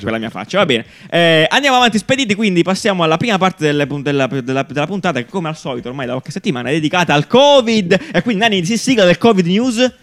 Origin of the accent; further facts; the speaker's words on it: Italy; Genera Festival c'è stato a Cesterino, nel mio paese natale